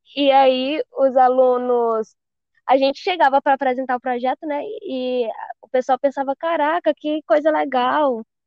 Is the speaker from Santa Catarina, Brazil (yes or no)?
no; Marabá, Pará, Brazil; Do Pará, sou de Marabá.